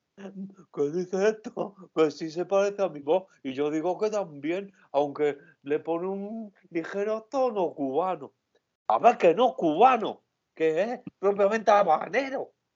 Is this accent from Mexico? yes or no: no; Albacete, Castilla-La Mancha, Spain; yo soy de Albacete, aunque ponga este acento mm, tontorro